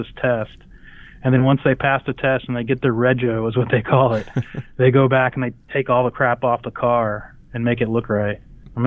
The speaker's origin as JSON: {"language": "English", "town": "Midland", "region": "Texas", "country": "United States", "tie": "born or raised there", "said": "I grew up in Midland, Texas, and there's this crazy amount of racing heritage there"}